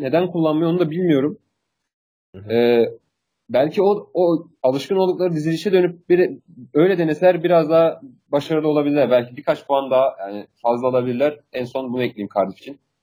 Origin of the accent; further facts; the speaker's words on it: Turkey; Biz Türk'üz ya.